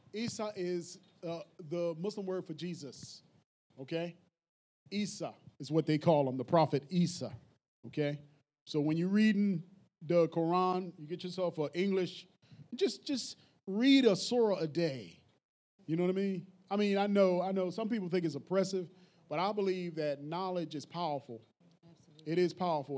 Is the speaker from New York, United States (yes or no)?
no; Philadelphia, Pennsylvania, United States; I'm from North Philly.